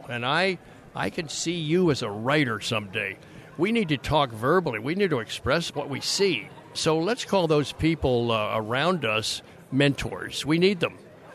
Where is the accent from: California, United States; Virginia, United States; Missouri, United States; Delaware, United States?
Delaware, United States; Wilmington; also born or lived in Philadelphia; now in Orlando, United States; I grew up in Wilmington, Delaware